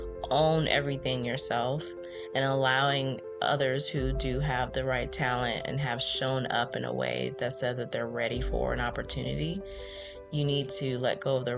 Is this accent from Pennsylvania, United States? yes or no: no; Jacksonville, Florida, United States; I grew up and was born in Jacksonville, Florida. But when I was two, we